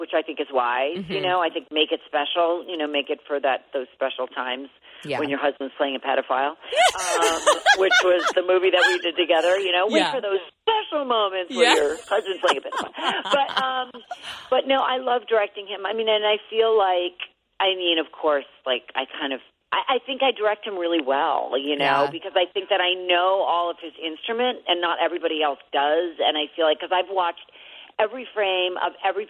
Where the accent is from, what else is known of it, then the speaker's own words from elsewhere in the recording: New York City, New York, United States; I grew up born and raised in Manhattan